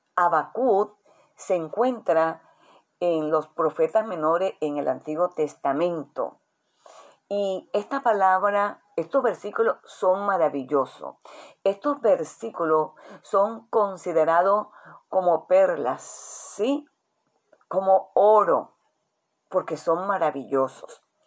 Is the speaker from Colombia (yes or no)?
yes; Colombia; nuestra nación, Colombia